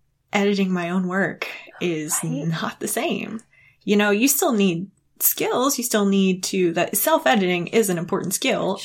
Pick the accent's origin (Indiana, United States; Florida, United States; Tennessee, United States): Tennessee, United States; East; I'm from East Tennessee